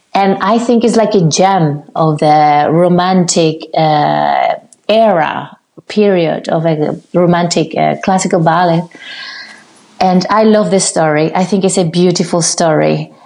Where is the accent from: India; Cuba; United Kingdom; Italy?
Cuba; moved away; also born or lived in Havana, Cuba; I did five years in my hometown